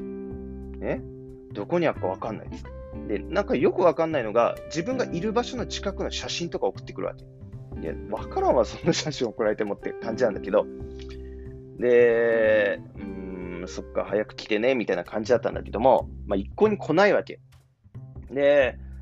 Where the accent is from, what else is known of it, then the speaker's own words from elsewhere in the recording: Kumamoto, Japan; moved away as an adult; now in Tokyo, Japan; 熊本出身なんですけども